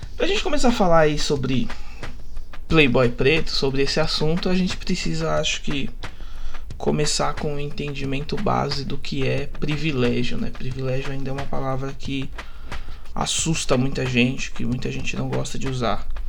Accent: São Paulo, Brazil; Estudei a minha vida toda numa das escolas mais caras da zona leste de São Paulo

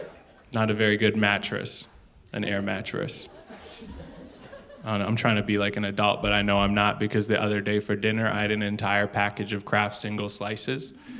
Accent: Canada; moved away; Because I moved from Canada, they're like, you can have this for free.

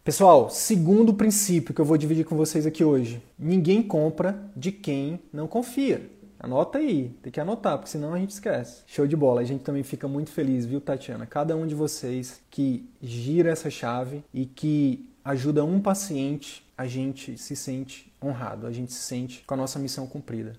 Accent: Northeast Region, Brazil; eu sou do Nordeste

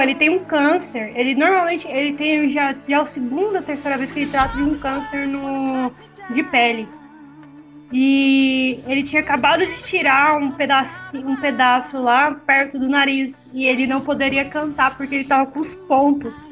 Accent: São Paulo, Brazil; now in Uberlândia, Brazil; morei na, em São Paulo, que sou de São Paulo, Cara, isso fez parte da minha infância

